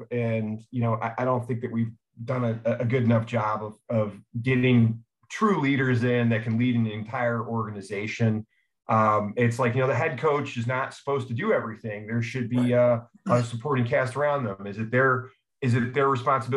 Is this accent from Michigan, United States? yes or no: yes; Detroit, Michigan, United States; also born or lived in Harper Woods, Michigan; I'm from East English Village. Okay. So Detroit